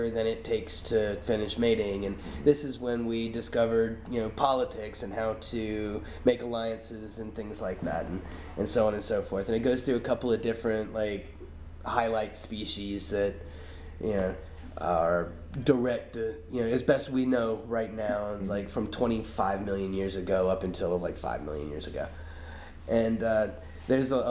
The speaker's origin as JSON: {"language": "English", "country": "United States", "said": "I'm from the United States"}